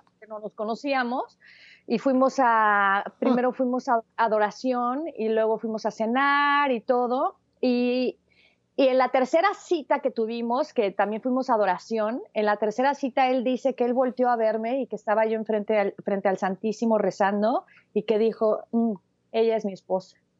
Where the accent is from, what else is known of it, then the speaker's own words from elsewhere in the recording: Mexico City, Mexico; now in Los Angeles, United States; nací en la Ciudad de México.